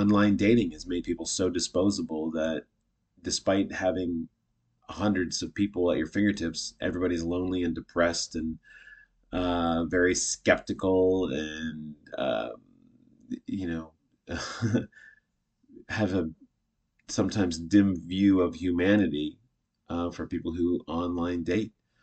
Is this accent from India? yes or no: no; Canada; I'm Canadian.